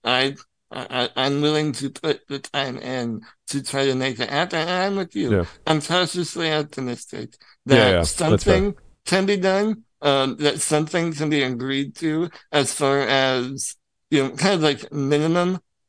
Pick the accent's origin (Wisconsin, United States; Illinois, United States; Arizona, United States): Illinois, United States; I'm from Illinois